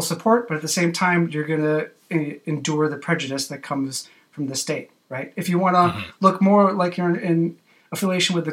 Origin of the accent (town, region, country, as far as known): United States